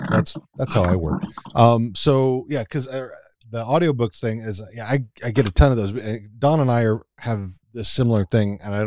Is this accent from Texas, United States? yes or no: yes; Texas, United States; accent: drawl; moved away; I'm from originally from Texas, so when I start talking to my Texas friends, I'm back to talking like this, and. And my drawl comes out a little